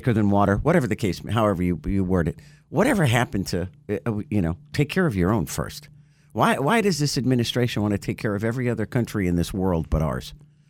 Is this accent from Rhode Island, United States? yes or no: yes; Rhode Island, United States; now in South Florida, United States; I grew up in Rhode Island.